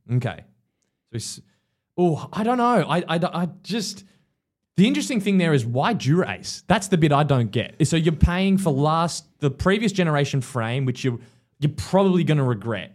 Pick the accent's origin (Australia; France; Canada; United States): Australia; as an Aussie